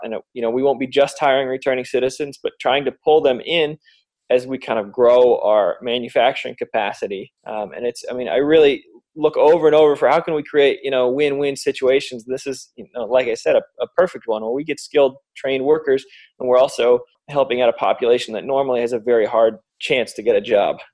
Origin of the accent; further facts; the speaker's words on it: Michigan, United States; here in Detroit in my home state